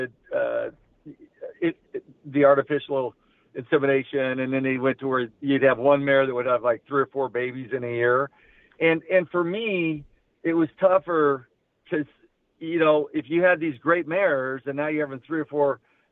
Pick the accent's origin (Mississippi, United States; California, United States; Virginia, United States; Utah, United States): California, United States; Lakewood; also born or lived in Oklahoma; I grew up pretty much in Lakewood, even though I'm from Oklahoma